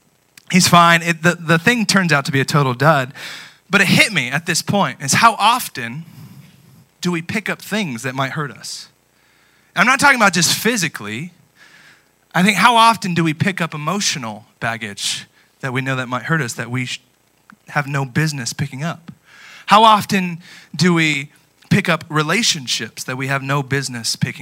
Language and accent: English; United States; I love being an American